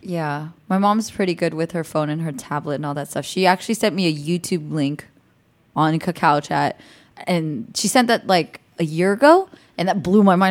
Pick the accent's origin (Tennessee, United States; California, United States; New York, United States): California, United States; the Bay Area; moved away as an adult; now in North Hollywood, United States; I grew up in the Bay, so I'm just in California